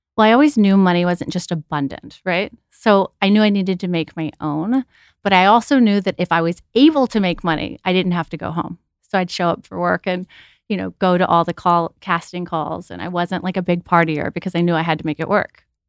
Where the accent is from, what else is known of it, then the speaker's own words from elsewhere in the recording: Texas, United States; moved away; I was never a pageant girl growing up in Texas.